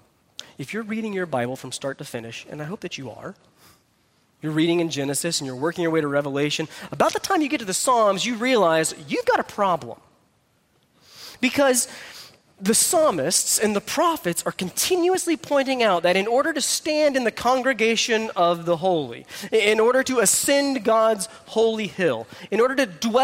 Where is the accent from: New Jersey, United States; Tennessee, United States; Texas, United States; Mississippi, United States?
Texas, United States; I'm from Texas